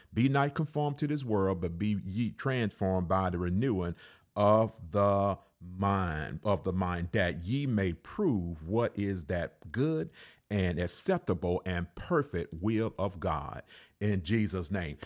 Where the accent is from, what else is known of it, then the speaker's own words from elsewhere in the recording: Alabama, United States; I was raised in Alabama